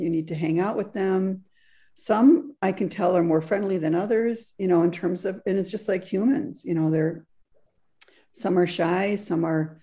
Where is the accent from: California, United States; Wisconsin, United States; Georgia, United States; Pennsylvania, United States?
Wisconsin, United States; moved away as an adult; also born or lived in Frankfurt, Germany; now in Southern Oregon, United States; it took me, you know, 55 years to learn the trees in Wisconsin